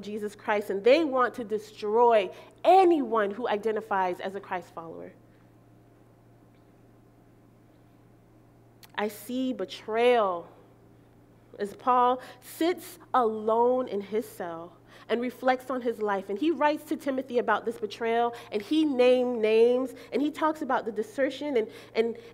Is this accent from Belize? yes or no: yes; Belize; moved away; I'm from Belize